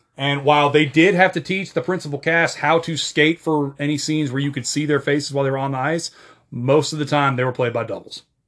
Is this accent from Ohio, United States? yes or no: no; American Fork, Utah, United States; The Sandlot was filmed in my hometown